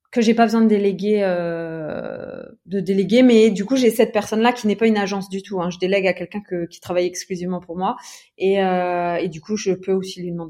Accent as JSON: {"language": "French", "town": "Metz", "region": "Grand Est", "country": "France", "also_born_or_lived": "Luxembourg", "moved": "as an adult", "lives_now": "Aix-en-Provence, France", "said": "moi, à la base, j'étais de Metz."}